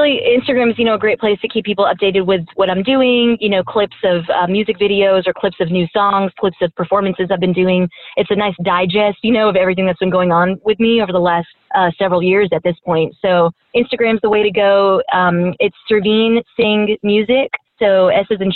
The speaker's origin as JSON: {"language": "English", "town": "Houston", "region": "Texas", "country": "United States", "tie": "born or raised there", "moved": "yes", "lives_now": "San Francisco, United States", "said": "growing up in Houston"}